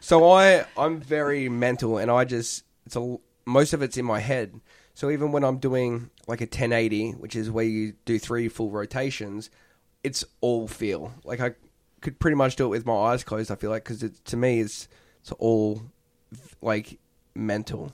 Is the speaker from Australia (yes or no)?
yes; Perth, Western Australia, Australia; now in United States; Perth, Western Australia.